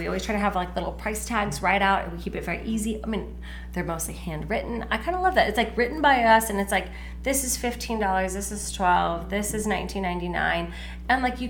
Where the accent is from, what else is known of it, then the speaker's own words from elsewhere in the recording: Blue Springs, Missouri, United States; we met actually in college, but we are both from Blue Springs. We actually went to the same church.